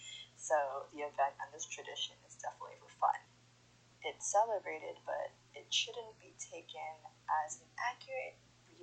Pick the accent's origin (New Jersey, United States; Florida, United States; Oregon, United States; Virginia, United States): Florida, United States; I am from Florida in the United States